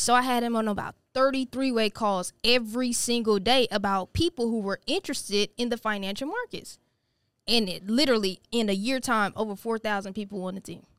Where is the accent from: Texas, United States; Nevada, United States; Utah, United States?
Texas, United States; Missouri City; Born and raised in Houston, Texas